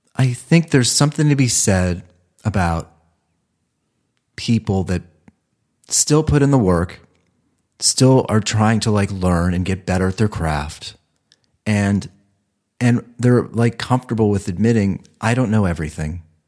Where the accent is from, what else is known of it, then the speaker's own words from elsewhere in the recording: Ohio, United States; moved away; I'm from Ohio